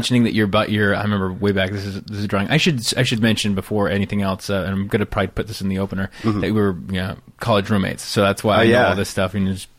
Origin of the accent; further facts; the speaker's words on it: California, United States; I was a Rube from Northern California. Yeah. I mean, I had one stoplight in my town.